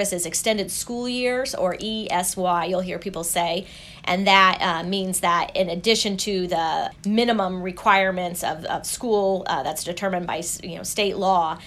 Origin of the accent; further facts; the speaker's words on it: Indiana, United States; moved away as an adult; also born or lived in Princeton, New Jersey; my home state in Indiana